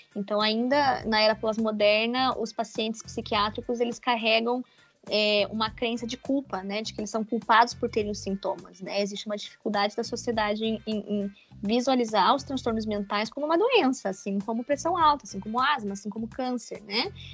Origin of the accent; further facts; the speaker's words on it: interior of Paraná, Brazil; moved away as an adult; also born or lived in Curitiba, Brazil; now in São Bento do Sul, Brazil; Eu sou do interior do Paraná. Eu sou paranaense, pé vermelho.